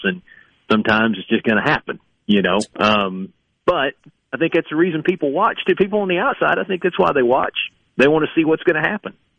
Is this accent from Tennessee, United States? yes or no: yes; East Tennessee, United States; moved away; also born or lived in Kentucky; growing up in East Tennessee